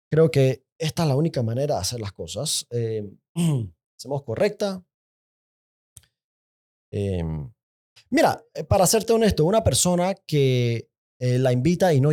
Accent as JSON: {"language": "Spanish", "country": "Panama", "said": "son marchas cívicas de gente normal, de gente buena, de gente orgullosa como panameños."}